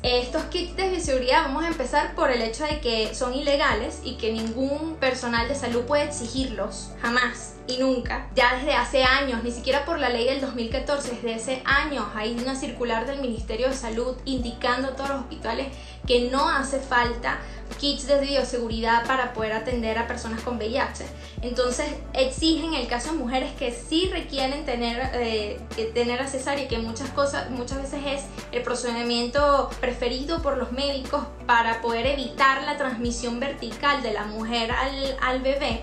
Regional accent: Venezuela; si somos venezolanos

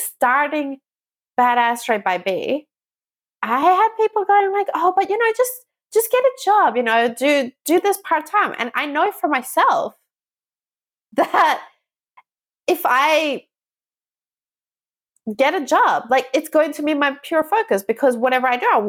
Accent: Australia; moved away as an adult; also born or lived in Southeast Asia; I grew up in Australia and I was born there

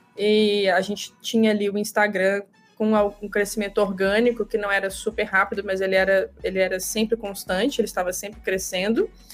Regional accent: Minas Gerais, Brazil; eu, como mineira

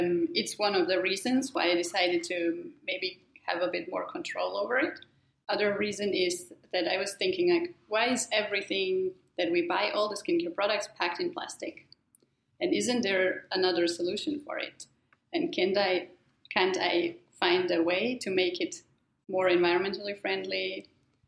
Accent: Germany; moved away; I'm originally from Germany.

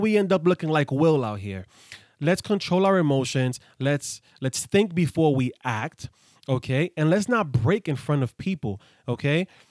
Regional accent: New York City, New York, United States; I grew up in the hood, I grew up in the Bronx

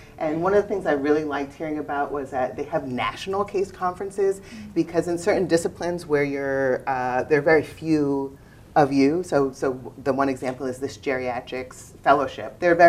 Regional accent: New York, United States; I'm from New York, you're from California, we're sharing.

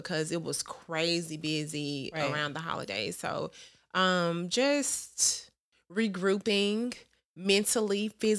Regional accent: Fairfield, United States; accent: country; I'm from Fairfield, girl.

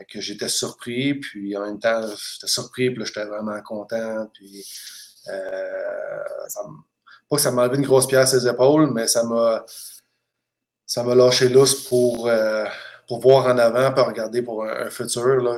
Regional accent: Saint-Hubert, Quebec, Canada; moved away as an adult; also born or lived in Kassel, Germany / Crimmitschau, Germany; now in Germany; de Saint-Hubert, que je suis, euh, j'ai été élevé à Saint-Hubert

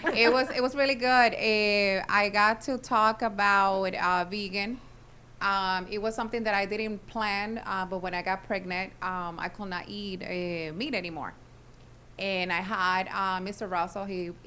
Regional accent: Puerto Rico; we're from Puerto Rico.

